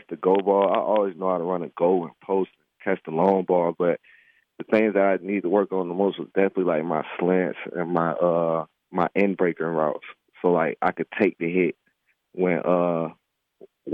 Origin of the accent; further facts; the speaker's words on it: Lakeland, Florida, United States; I grew up in Lakeland, Florida